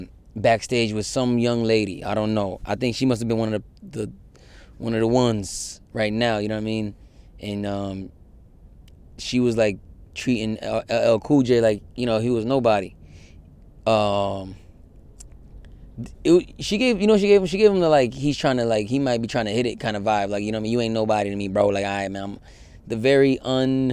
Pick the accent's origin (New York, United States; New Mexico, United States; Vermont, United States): New York, United States; Yonkers; also born or lived in Connecticut; now in Queens, United States; I love Yonkers. I have a lot of, my coming of age stuff, a lot of it is in Yonkers.